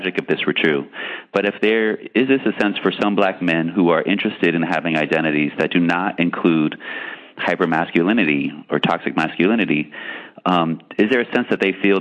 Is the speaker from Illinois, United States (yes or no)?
no; San Francisco, California, United States; I grew up in San Francisco